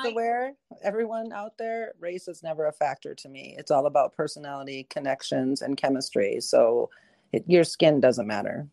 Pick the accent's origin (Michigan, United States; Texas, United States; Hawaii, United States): Michigan, United States; I grew up in Michigan